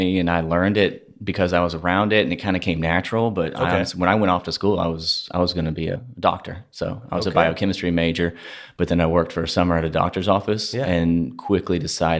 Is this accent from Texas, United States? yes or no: yes; Tarkington, Texas, United States; also born or lived in Memphis, Tennessee / Houston, Texas; So I spend a third of my childhood in Memphis, Tennessee, okay. A third of it down in South Houston, and then a third in a place called Tarkington